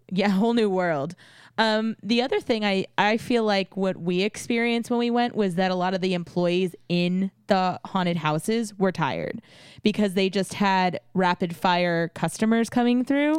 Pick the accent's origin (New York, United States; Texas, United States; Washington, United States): Texas, United States; San Antonio; I grew up in San Antonio